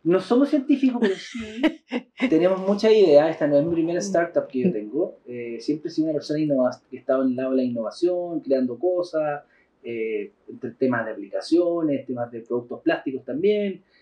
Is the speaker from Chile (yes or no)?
yes; Concepción, Biobío, Chile; Somos de Concepción y vamos mucho a Pucón